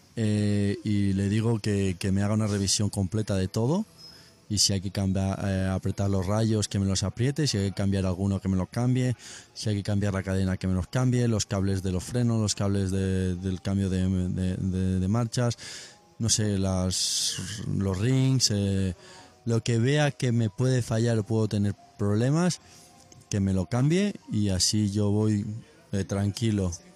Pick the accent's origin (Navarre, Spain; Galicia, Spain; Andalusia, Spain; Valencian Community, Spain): Valencian Community, Spain; Benicarló; Benicarlo, mi pueblo, un pueblo de Castellón.